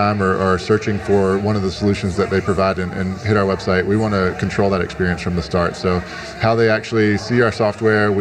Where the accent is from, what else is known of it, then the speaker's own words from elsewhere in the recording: Winston-Salem, North Carolina, United States; now in Atlanta, United States; That's where I grew up in Winston-Salem